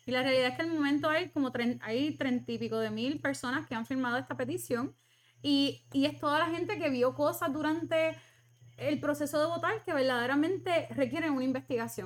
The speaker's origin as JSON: {"language": "Spanish", "country": "Puerto Rico", "said": "nosotros somos parte de Estados Unidos y, y tenemos muchos familiares y puertorriqueños que están en Estados Unidos"}